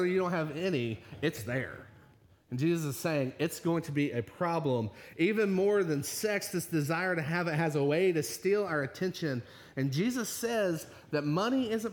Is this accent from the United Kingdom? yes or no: no; Virginia, United States; moved away; I grew up in the Baptist church, a little Baptist church back in Virginia